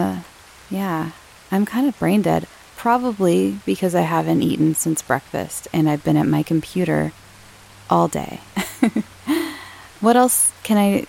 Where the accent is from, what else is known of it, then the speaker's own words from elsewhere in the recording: Southern California, United States; I'm from Southern California